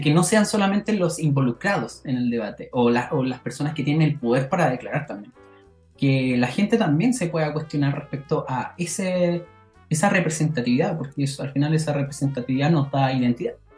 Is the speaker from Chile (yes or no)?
yes; Chile; como chilenos